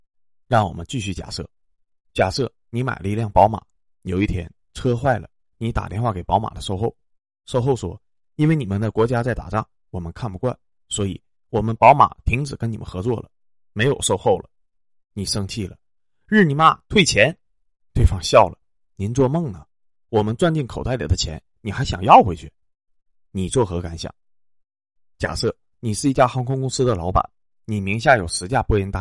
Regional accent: China; 正因为俄罗斯在我们面前踩了雷，所以作为中国人的我们才幡然醒悟

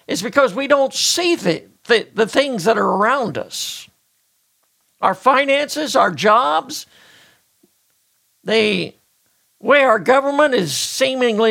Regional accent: United States; as an American

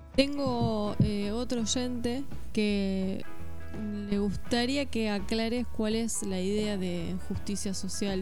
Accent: Argentina

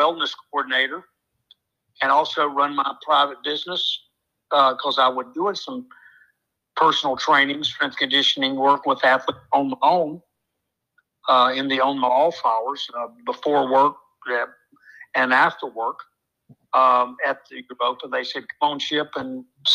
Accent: Kannapolis, North Carolina, United States; I'm from Kannapolis, North Carolina

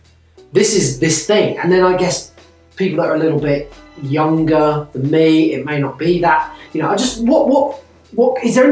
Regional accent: England, United Kingdom; accent: English; moved away; I wasn't born in England, but I grew up in England from 4 years old. I lived there for 30 years. I am English.

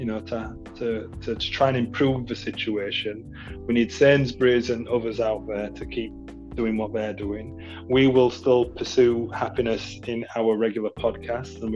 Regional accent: United Kingdom; I don't see myself as British

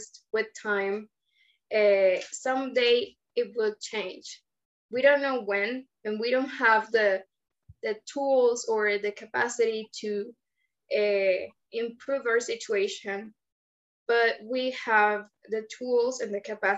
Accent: Caracas, Capital District, Venezuela; I am from Caracas, Venezuela.

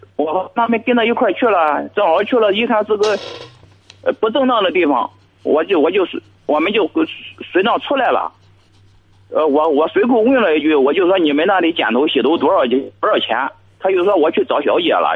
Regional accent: Jiangsu, China; now in Zhangqiu, China; 我老家是江苏的，我现在在你们这荡秋打工

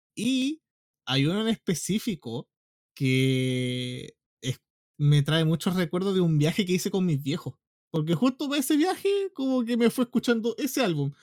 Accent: Concepción, Biobío, Chile; yo nací en Conce, la cuna del rock chileno

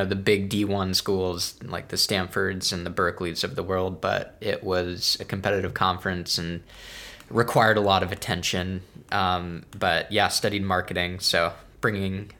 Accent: North Bay Area, California, United States; also born or lived in Brooklyn, New York; growing up in the Bay Area

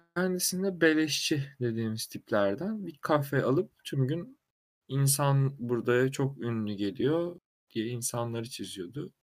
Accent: Sakarya, Turkey; now in Istanbul, Turkey; Sakarya doğumluyum

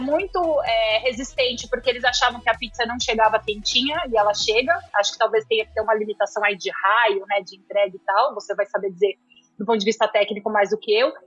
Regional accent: São Paulo, Brazil; Eu sou de família italiana, sou lá da Moca, meu. Aqui em São Paulo.

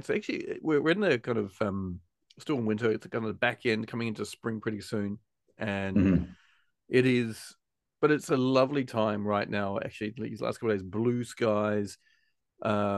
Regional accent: Auckland, New Zealand; moved away as an adult; I was raised in New Zealand for like 20 years

